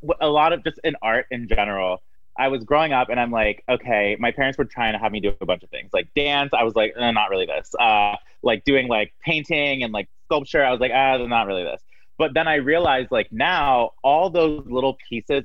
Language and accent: English; Maryland, United States; moved away as an adult; also born or lived in Miami; now in Chicago, United States; I grew up in Maryland